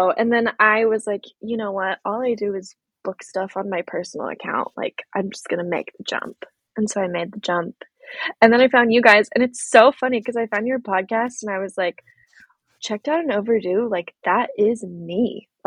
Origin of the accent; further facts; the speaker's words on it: California, United States; also born or lived in Oregon / Virginia / Tennessee / Missouri; so I'm from California, but I've lived in a lot of different places. I've lived in Oregon and Virginia and Tennessee and Missouri um, so been all over.